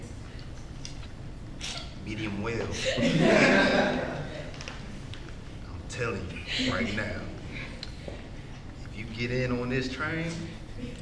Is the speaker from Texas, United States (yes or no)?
no; New Jersey, United States; also born or lived in Camden, New Jersey / Florence, New Jersey; now in Atlanta, United States; I'm from Jersey